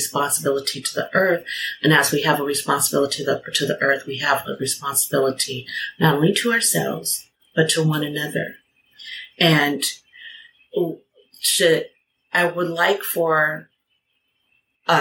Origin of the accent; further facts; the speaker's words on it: United States; I'm American